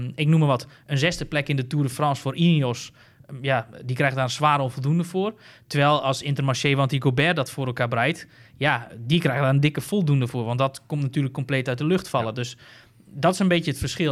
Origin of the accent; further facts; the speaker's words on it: Netherlands; ik als Nederlander